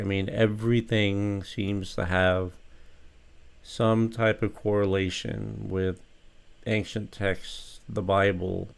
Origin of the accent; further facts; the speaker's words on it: United States; as an American citizen